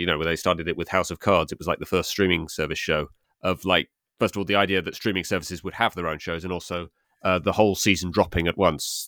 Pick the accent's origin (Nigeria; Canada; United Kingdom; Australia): United Kingdom; England